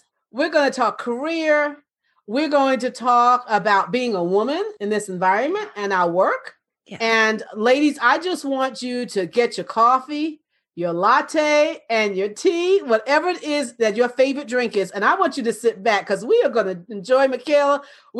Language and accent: English; New York, United States; You know, I'm originally from New York.